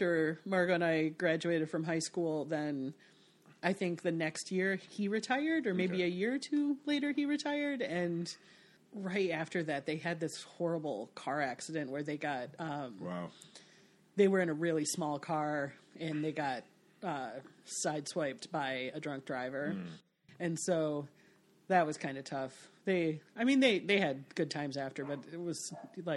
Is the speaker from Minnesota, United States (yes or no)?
no; Petoskey, Michigan, United States; moved away; I'm from Petoskey, but really I'm from Epsilon, because Epsilon is the township. So like I'm from a township seven, 8 miles outside of the small town